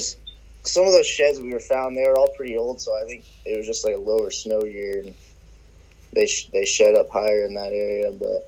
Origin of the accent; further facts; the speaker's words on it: Eastern Oregon, United States; also born or lived in Puget Sound area, Washington; I'm 23. I've been living in Eastern Oregon for probably a little over 10 years now.